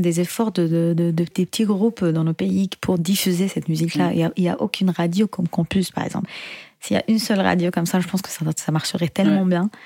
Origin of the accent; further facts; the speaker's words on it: Syria; now in Paris, France; je suis chanteuse, compositrice originaire de Syrie